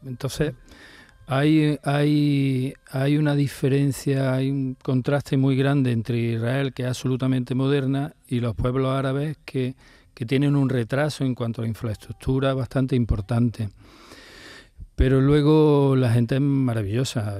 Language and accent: Spanish; Córdoba, Andalusia, Spain; yo que vengo de aquí de Córdoba